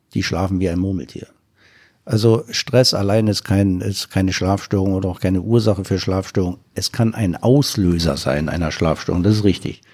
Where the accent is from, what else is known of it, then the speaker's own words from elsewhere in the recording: East Germany, Germany; ich komme ja aus dem Osten